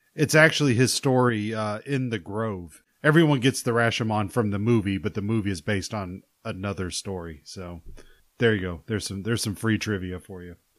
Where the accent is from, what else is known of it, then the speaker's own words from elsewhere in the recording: Arkansas, United States; I grew up in Arkansas